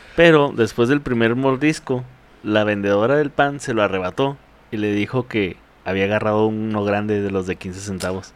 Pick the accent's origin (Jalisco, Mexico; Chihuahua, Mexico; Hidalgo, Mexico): Chihuahua, Mexico; Ciudad Juárez; Yo nací aquí en el Ciudad Juárez